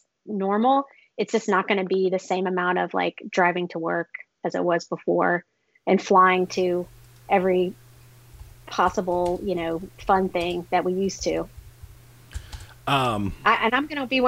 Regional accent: Clayton County, Georgia, United States; I grew up. I'm from Clayton County, Georgia, which is right next to Hartsfield-Jackson Atlanta International Airport

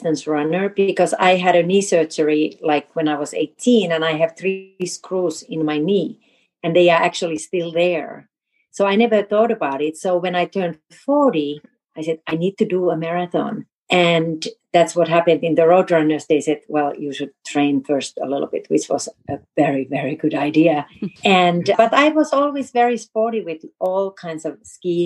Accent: Finland; moved away; also born or lived in New York City; I'm from Finland.

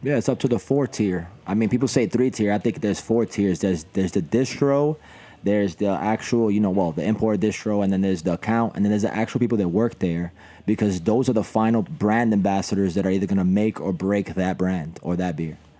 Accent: New York City, New York, United States; kids like me who who was passionate growing up in the Bronx

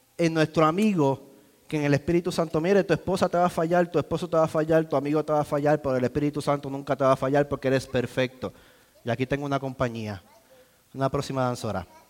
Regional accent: Puerto Rico; now in United States; soy boricua. y hablamos distinto.

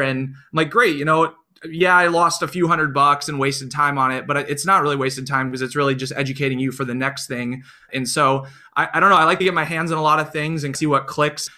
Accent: Iowa, United States; I grew up in Iowa, only child, with my parents

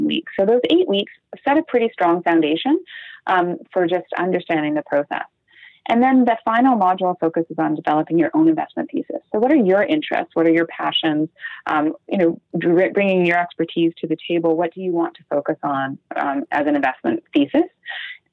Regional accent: Canada; being Canadian

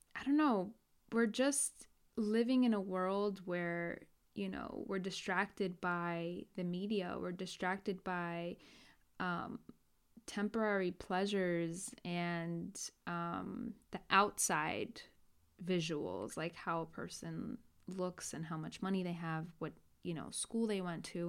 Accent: New York, United States; born and raised in New York

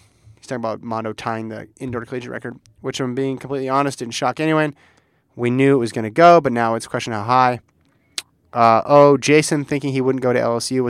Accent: England, United Kingdom; now in Shetland, United Kingdom; Here's where I have to confess that I'm actually … from England, but now in Shetland.

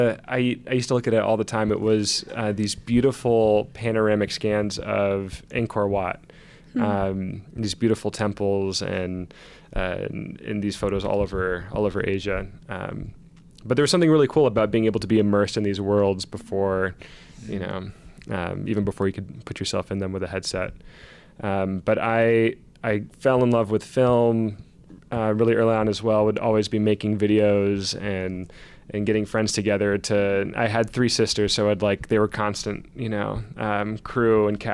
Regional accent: Seattle, Washington, United States; So I grew up in the Seattle area, Egyptian American.

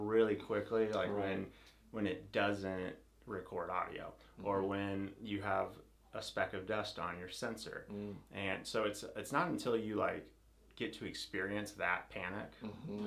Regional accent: Nebraska, United States; moved away; also born or lived in Indiana; I was born in Nebraska, moved to Indiana.

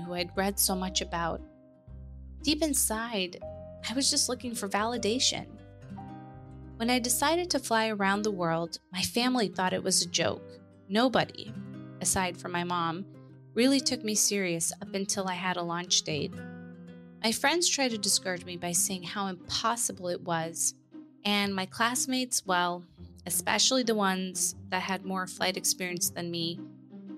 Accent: Afghanistan; moved away; I'm originally from Afghanistan

